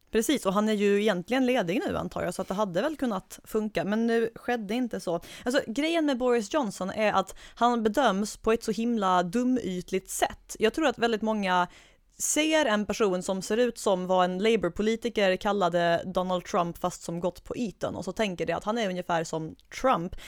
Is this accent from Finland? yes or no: no; Skåne, Sweden; moved away; tillbringa min semester hemma i Skåne